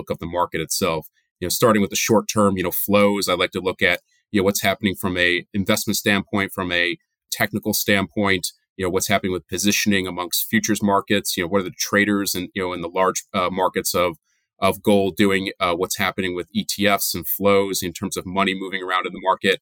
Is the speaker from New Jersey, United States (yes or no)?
yes; New Jersey, United States; moved away as an adult; also born or lived in upstate New York / Boston; now in New York area, United States; I grew up in New Jersey, so I'm a Northeast guy through and through my whole life.